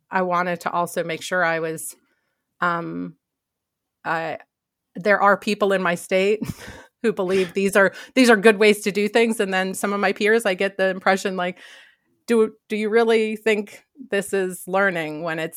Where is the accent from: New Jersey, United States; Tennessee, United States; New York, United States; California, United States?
New York, United States; So most people don't realize that I grew up in New York.